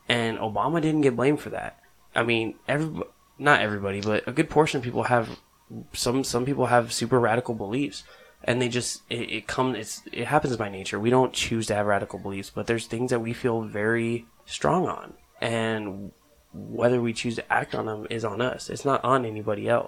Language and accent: English; Southwest, United States; I grew up in the Southwest, and it's a highly Hispanic populated area